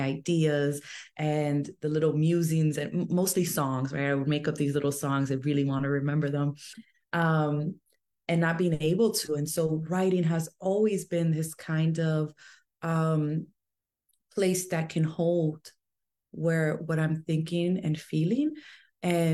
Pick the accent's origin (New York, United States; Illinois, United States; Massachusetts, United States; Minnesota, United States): New York, United States; New York City; I was born and raised in New York City.